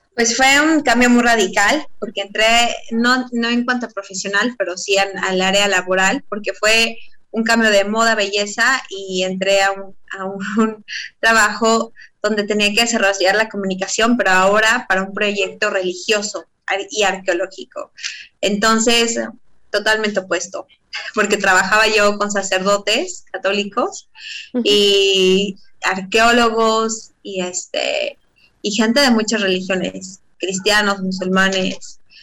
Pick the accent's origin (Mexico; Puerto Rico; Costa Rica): Mexico; moved away as an adult; now in Israel; soy mexicana